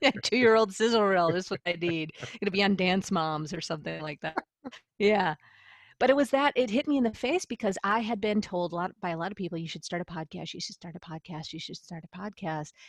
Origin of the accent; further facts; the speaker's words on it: Buffalo, New York, United States; also born or lived in San Diego; I'm originally from the Buffalo, New York area